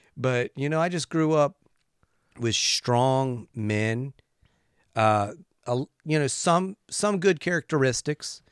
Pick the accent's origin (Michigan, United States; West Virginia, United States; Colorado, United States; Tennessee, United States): West Virginia, United States; I grew up in West Virginia